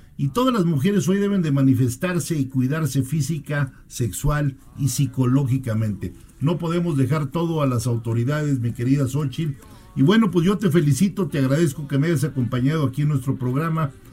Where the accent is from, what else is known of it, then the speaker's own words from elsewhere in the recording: Mexico; como mexicanas y mexicanos que somos todos